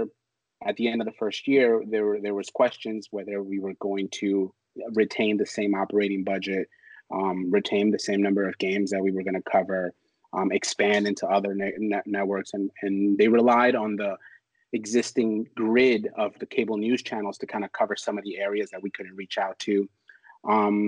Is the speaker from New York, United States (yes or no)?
yes; New York City, New York, United States; That school was actually about 10 minutes away from where I grew up in Harlem